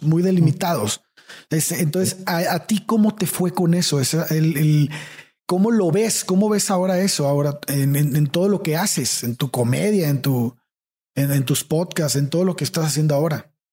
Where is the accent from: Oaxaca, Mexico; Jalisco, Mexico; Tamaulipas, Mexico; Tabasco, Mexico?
Tamaulipas, Mexico; Tampico; moved away; also born or lived in San Luis Potosí / Mexico City; lo lejos que estamos en Tampico de ser personas abiertas